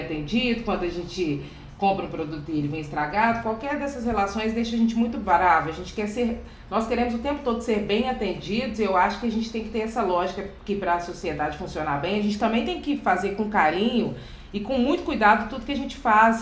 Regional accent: Belo Horizonte, Minas Gerais, Brazil; Eu sou aqui da periferia de Belo Horizonte

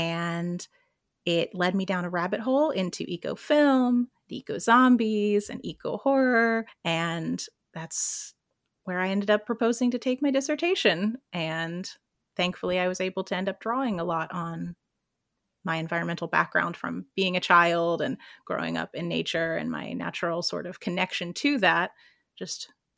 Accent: North Carolina, United States; moved away; I'm originally from North Carolina, where I grew up playing on the beach and traveling to the mountains with my environmental scientist mother.

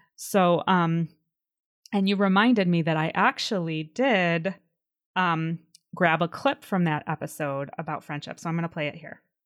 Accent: Illinois, United States; moved away as an adult; also born or lived in Washington, D.C.; I grew up in in Illinois, and then when I was in my early twenties after college, I moved to DC

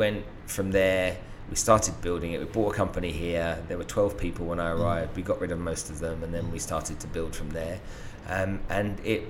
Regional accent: United Kingdom; moved away as an adult; also born or lived in Brazil; And there's something about being British that in the Americas, they think of us as being intelligent, straight and honest.

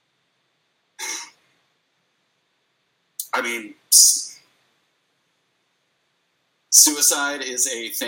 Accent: Midwest, United States; I'm from the Midwest.

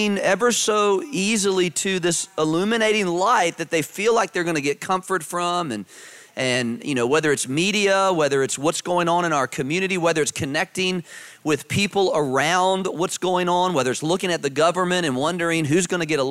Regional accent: Virginia, United States; I grew up in Virginia

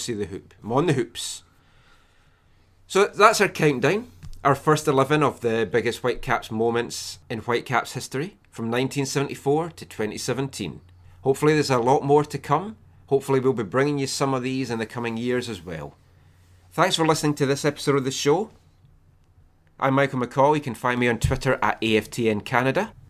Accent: Scotland, United Kingdom; I'm Scottish

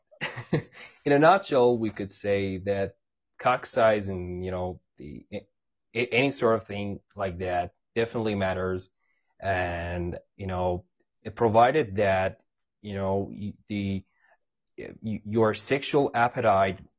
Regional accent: Iran; English is a second language; I'm not an English person. I am from Iran.

